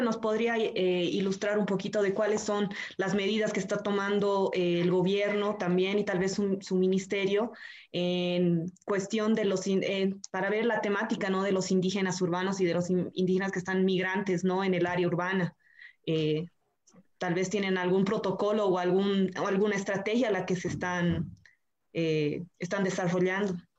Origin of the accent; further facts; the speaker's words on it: Bolivia; como sociedad boliviana